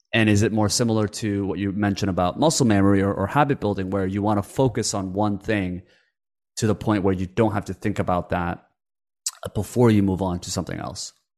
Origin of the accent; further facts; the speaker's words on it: Canada; English is a second language; also born or lived in Korea; I had a language barrier growing up in Canada when I when I moved over from Korea